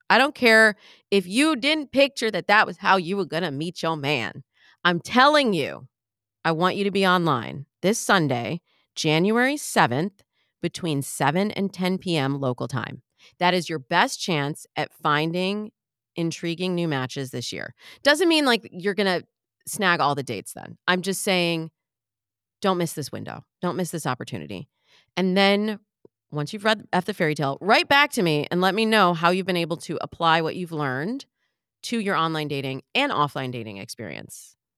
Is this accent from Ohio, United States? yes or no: no; Michigan, United States; I'm from Michigan, so I always, I have to really think about the word mirror, mirror. Am I saying that right? Mirror? Because we say mirror